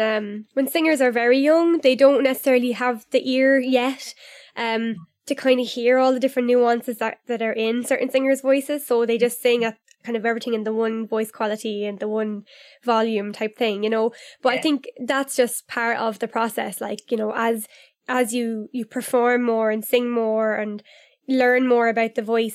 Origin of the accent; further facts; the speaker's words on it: Newbridge, Leinster, Ireland; It was like in the local kind of nightclub back in my hometown in Newbridge.